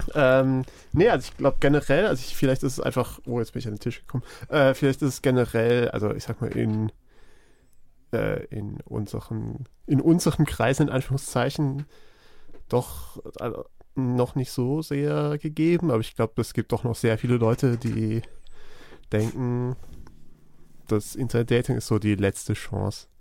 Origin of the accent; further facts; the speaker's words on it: Black Forest, Baden-Württemberg, Germany; Ich bin ja, ich komme ja aus dem Schwarzwald, vom Land.